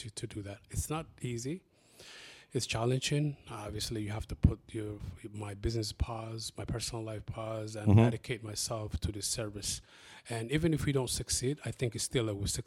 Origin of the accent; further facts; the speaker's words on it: Columbus, Ohio, United States; English is a second language; also born or lived in Somalia / Kenya; the community that I grew up into in Linden